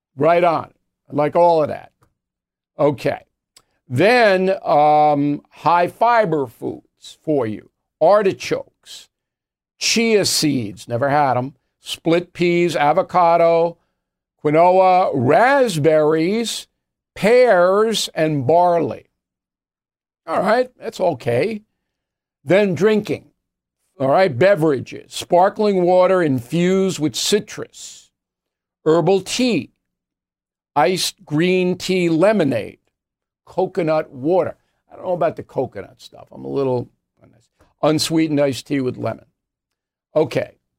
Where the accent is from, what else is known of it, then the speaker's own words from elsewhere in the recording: Levittown, New York, United States; moved away; Levittown, New York, my hometown.